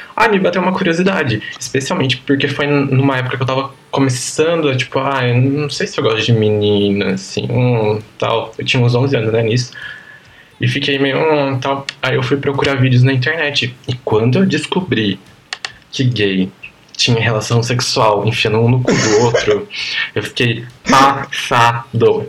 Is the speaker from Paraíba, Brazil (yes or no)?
no; Piracicaba, São Paulo, Brazil; Eu cresci em Piracicaba, interior de São Paulo, uma cidade mais ou menos grande